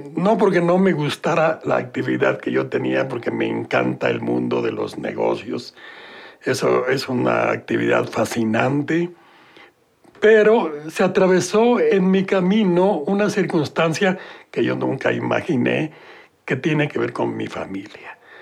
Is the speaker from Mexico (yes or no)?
yes; Mexico City, Mexico; Eh, nací en la Ciudad de México